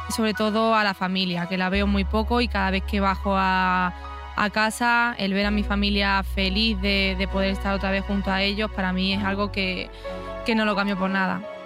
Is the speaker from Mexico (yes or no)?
no; Huelva, Andalusia, Spain; born or raised there; moved away